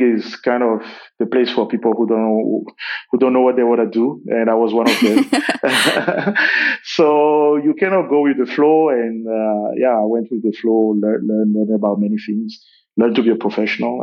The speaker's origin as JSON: {"language": "English", "country": "Benin", "tie": "born or raised there", "also_born_or_lived": "Morocco / France / New York, United States", "moved": "as an adult", "lives_now": "Johannesburg, South Africa", "said": "I'm from Benin, in West Africa, born and raised there."}